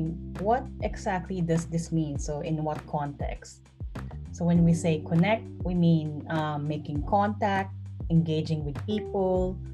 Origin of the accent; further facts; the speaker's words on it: Bacoor, Calabarzon, Philippines; moved away as an adult; also born or lived in Singapore / San Jose, California, United States / London, United Kingdom / Basel, Switzerland; now in Zurich, Switzerland; I'm originally from Bacoor, Cavite in the Philippines.